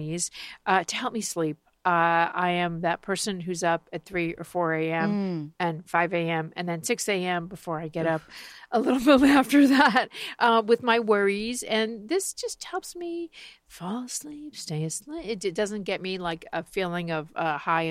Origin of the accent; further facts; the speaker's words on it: Miami Beach, Florida, United States; my hometown of Miami Beach